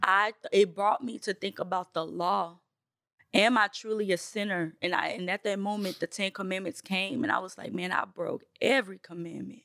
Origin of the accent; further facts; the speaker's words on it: Nashville, Tennessee, United States; also born or lived in Bronx, New York; I am from Nashville, Tennessee. I was born in the Bronx, New York. That's where my family is from